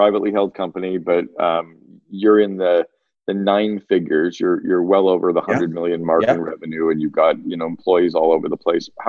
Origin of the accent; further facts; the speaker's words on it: Northern Ontario, Canada; I grew up in Northern Ontario on these little, we didn't even have chairlifts. We had T-bars.